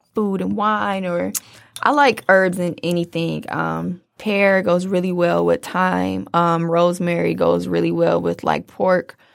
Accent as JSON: {"language": "English", "town": "Detroit", "region": "Michigan", "country": "United States", "said": "I'm a girl from Detroit"}